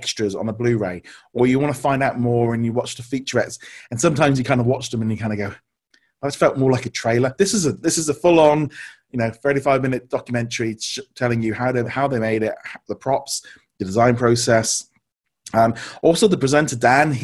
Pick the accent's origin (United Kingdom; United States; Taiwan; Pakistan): United Kingdom; we're being British